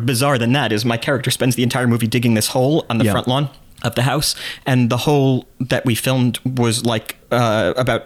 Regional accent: New York City, New York, United States; I'm from New York City.

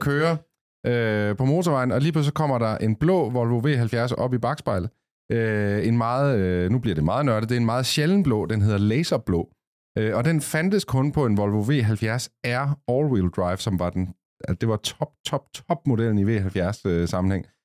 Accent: Copenhagen, Capital Region of Denmark, Denmark; nu er vi jo fra København

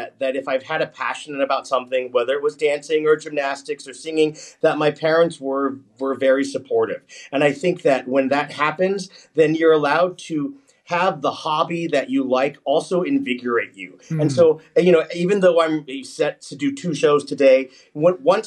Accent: United States; I grew up in the United States.

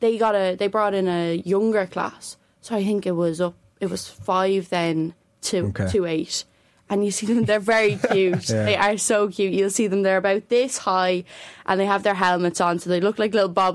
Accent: Newbridge, Leinster, Ireland; also born or lived in Clondalkin; Moved over though at a very young age. Yeah, so that all my racing started in Newbridge.

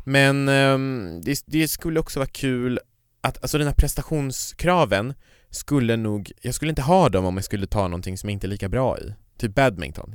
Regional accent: Kiruna, Norrbotten County, Sweden; jag kommer ju från Kiruna och i Kiruna så fanns det ju inga sådana

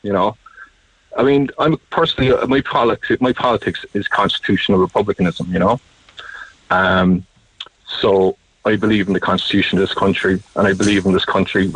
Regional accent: Ireland; as an Irish person

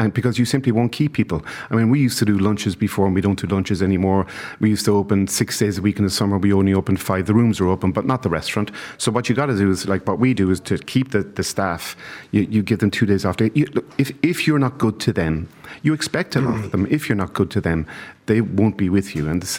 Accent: London, United Kingdom; years ago, 30 years ago, I came from London to become the head chef of a place called Estampa in Dawson Street in Dublin.

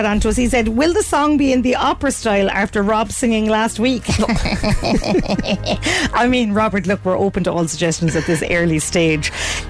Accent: County Cork, Ireland; East Cork is my heartlands, Ballycotton and Cloyne.

